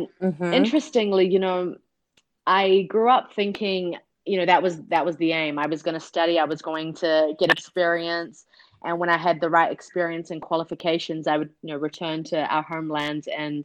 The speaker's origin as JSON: {"language": "English", "country": "Pakistan", "tie": "born there", "said": "I was born in Pakistan in a refugee camp there."}